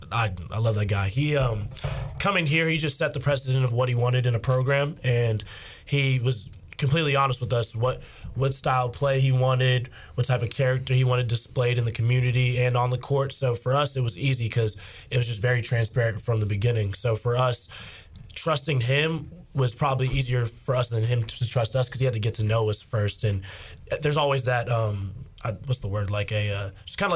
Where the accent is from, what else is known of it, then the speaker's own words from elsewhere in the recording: Charlotte, North Carolina, United States; also born or lived in Florida / Miami area, Florida; I'm from Charlotte, North Carolina. I grew up there since I was seven, originally from Florida.